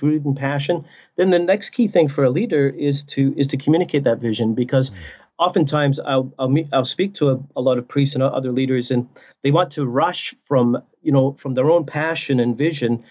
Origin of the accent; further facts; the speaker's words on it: Scotland, United Kingdom; now in Canada; I'm from Scotland originally